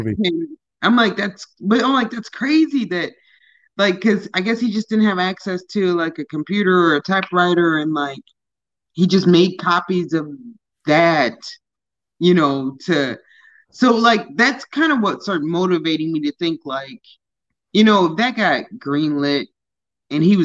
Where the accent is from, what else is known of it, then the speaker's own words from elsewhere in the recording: Lake Forest, Illinois, United States; I grew up in Lake Forest. So I was in high school with John Hughes Jr.